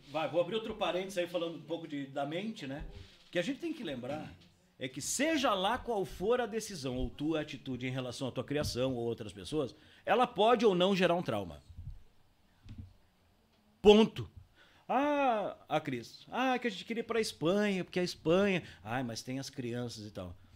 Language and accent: Portuguese; Paranavaí, Paraná, Brazil; born there; also born or lived in Londrina / Curitiba / São Paulo / Porto Alegre; Então eu nasci em Paranavaí, com dois anos fui morar em Londrina, com três anos fui para Curitiba, depois não sei com quanto fui para São Paulo, depois voltei para Curitiba, depois fui para Porto Alegre